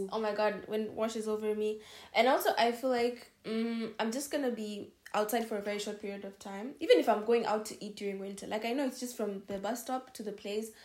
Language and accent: English; Kenya; moved away as an adult; now in Hungary; I'm from Kenya